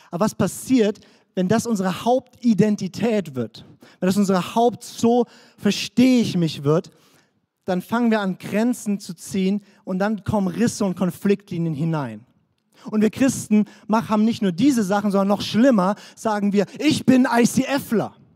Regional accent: Baden-Württemberg, Germany; also born or lived in Swabia; Ich bin Deutscher, das ist meine Nationalität. Ich bin hessisch-fränkischer, in Schwaben geborener Badner.

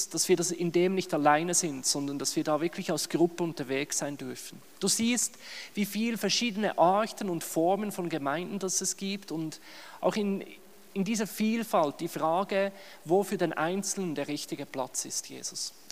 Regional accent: Bern, Switzerland; now in Germany; Ich bin in der Westschweiz, in Bern aufgewachsen, oder? Auch wenn man es an meinem Hochdeutsch nicht hört, ich bin Schweizer.

